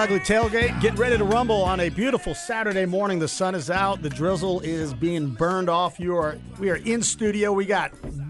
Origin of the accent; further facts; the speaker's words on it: Texas, United States; Because I'm an American, America. And a Texan.